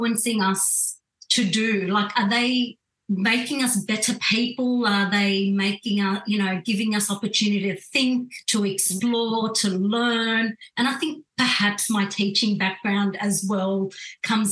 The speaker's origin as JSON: {"language": "English", "country": "Australia", "tie": "born or raised there", "said": "I was born in Australia, brought up"}